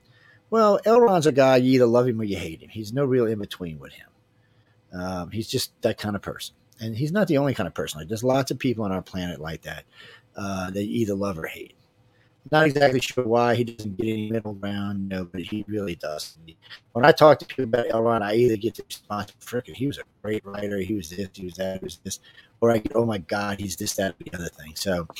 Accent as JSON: {"language": "English", "town": "New Orleans", "region": "Louisiana", "country": "United States", "said": "I'm from New Orleans, where we don't even go out till midnight."}